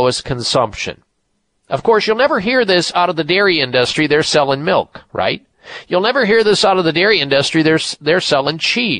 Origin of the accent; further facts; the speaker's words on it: Midwest, United States; I grew up in the Midwest